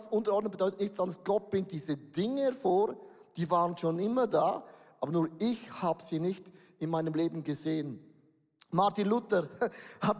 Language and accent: German; Buchs, St. Gallen, Switzerland; ich komme aus Buchs. Wer kennt Buchs? Niemand kennt Buchs. Buchs ist da, wo der Rhein noch sauber ist, bevor er nach Holland kommt.